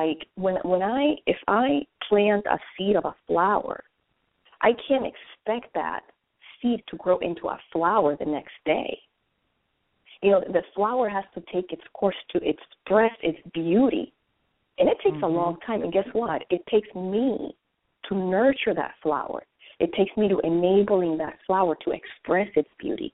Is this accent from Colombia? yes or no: yes; Colombia; now in United States; I was born and raised in Colombia, South America